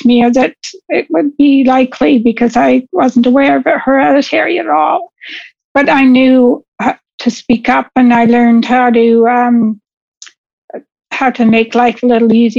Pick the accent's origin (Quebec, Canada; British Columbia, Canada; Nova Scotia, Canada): British Columbia, Canada; Vancouver; moved away as an adult; also born or lived in Windsor, Ontario; I was originally born in Windsor, Ontario, but I moved to British Columbia, to Vancouver, when I was two or three, somewhere in there. So I grew up in Vancouver, and I lived there until I was in my mid-40s.